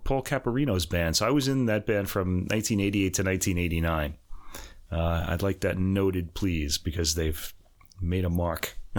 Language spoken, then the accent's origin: English; New York, United States; moved away as an adult; also born or lived in Boston; I'm from New York originally